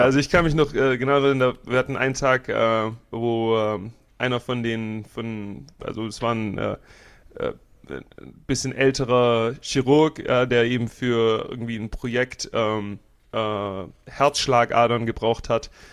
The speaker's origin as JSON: {"language": "German", "country": "Germany", "also_born_or_lived": "Florida", "moved": "yes", "said": "ich komme aus Deutschland"}